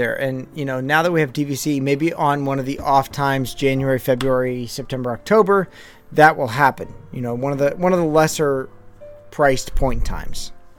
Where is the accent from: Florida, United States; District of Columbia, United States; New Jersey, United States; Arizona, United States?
New Jersey, United States; we come from New Jersey